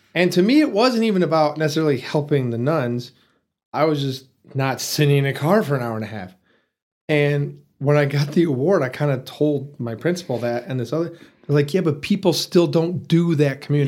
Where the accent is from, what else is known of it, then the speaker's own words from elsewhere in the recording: Detroit, Michigan, United States; moved away as an adult; also born or lived in Muncie, Indiana; now in Amarillo, United States; Born and raised there.